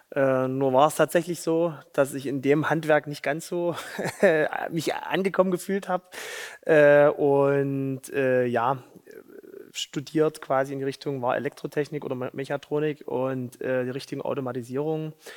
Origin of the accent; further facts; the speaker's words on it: Saxony, Germany; ich will doch aber in Sachsen bleiben, in mein, bei meiner Familie, in meiner Heimat